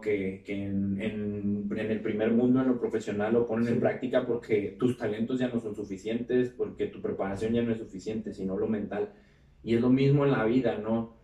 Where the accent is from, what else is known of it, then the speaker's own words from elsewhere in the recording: Mexico; como mexicanos en otros países